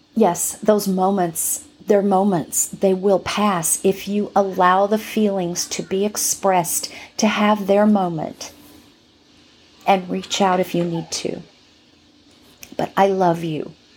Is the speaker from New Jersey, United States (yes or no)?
no; right next to Hollywood, California, United States; I'm from California. Um, what can I say? From, from right next to Hollywood.